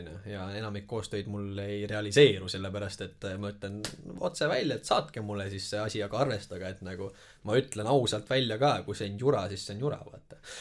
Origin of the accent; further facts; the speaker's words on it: Tallinn, Harju County, Estonia; kasvasin üles Tallinna vangla juures seal Magasini tänaval